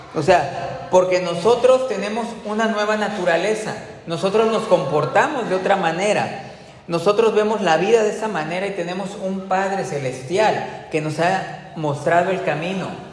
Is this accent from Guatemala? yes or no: no; Veracruz, Mexico; dónde naciste, Veracruz, en qué fecha naciste, en el 80